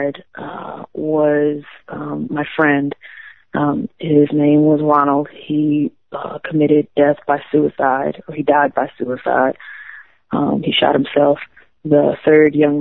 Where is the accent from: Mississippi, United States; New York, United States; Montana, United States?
Mississippi, United States; DeLisle; my hometown is named DeLille